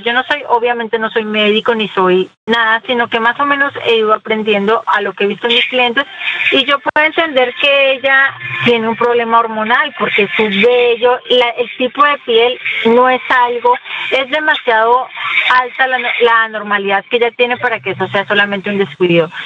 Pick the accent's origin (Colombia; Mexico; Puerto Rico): Colombia; moved away; crecí en Colombia